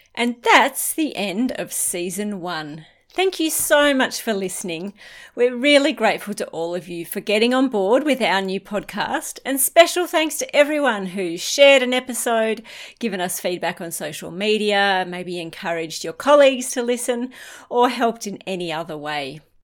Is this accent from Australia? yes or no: yes; Australia; In Australia, it was the tall poppy syndrome. We're brought up, you never big note yourself